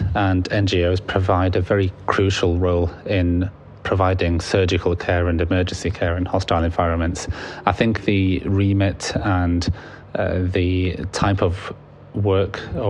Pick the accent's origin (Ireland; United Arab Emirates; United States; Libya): Libya; now in United Kingdom; So I'm originally from Libya. My parents are from Libya and I have a lot of family out there.